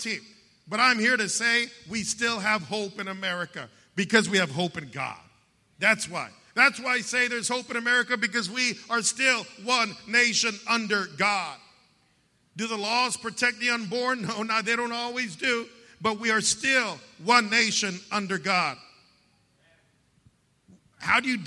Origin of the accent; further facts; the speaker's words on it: United States; I'm an American and I'm a Christian